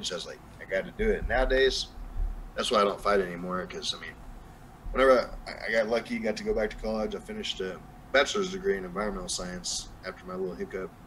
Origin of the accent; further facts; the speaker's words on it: Texas, United States; And that's whenever where I live now is an hour and a half where I grew up here in Texas.